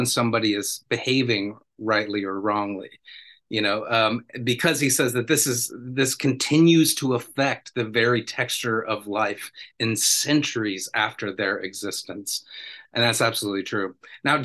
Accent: United States; I'm from the United States

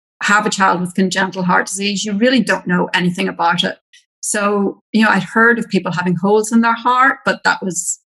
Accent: Ireland; accent: Irish; moved away as an adult; now in Australia; I'm Irish

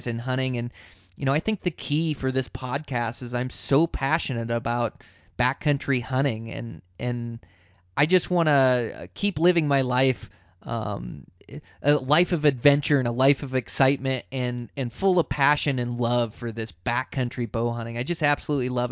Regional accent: Montana, United States; my home state of Montana here

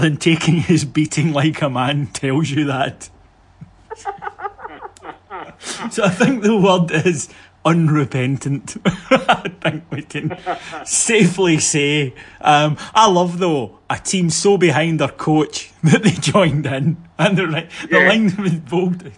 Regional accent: Kilwinning, Scotland, United Kingdom; you can come and see us in Kilwinning, my hometown

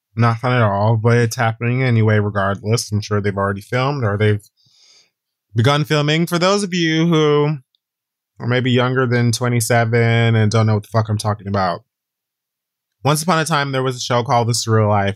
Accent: Hayward, California, United States; growing up in Hayward, California

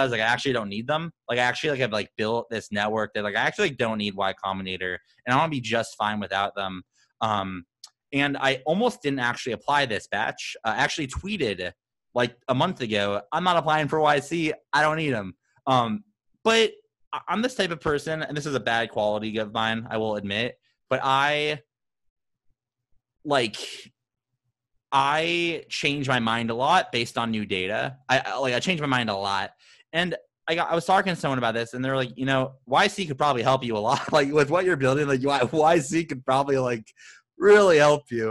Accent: Phoenix, Arizona, United States; I'm this guy from Phoenix

